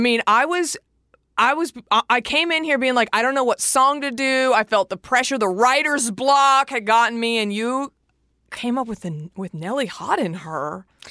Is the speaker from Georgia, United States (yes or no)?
no; Dallas, Texas, United States; moved away; I'm from Dallas